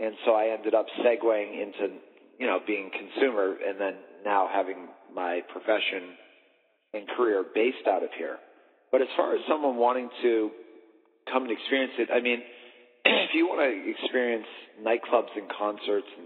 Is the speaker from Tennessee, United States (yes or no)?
no; Boston, Massachusetts, United States; moved away as an adult; now in Las Vegas, United States; I was from Boston